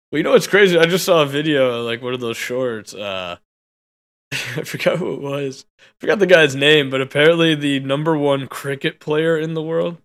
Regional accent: United States; I'm an American

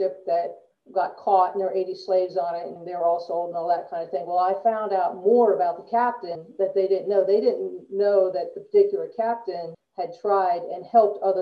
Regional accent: Delaware, United States; growing up, I grew up in Delaware.

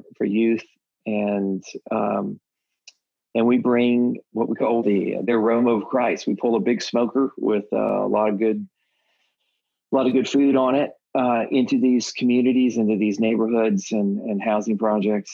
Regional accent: Texas, United States; I'm a Texan

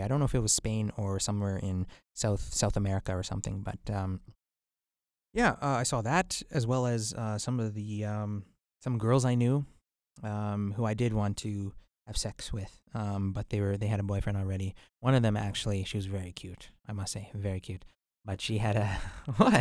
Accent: White Rock, British Columbia, Canada; born or raised there

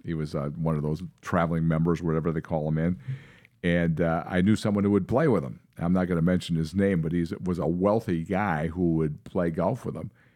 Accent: Seymour, Wisconsin, United States; now in Minnesota, United States; I moved away from Seymour, Wisconsin. I grew up in that little town outside Green Bay.

